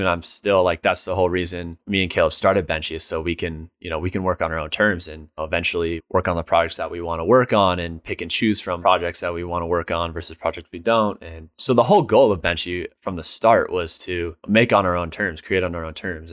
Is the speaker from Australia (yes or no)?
no; Dillon, United States; growing up in Dillon, there was very little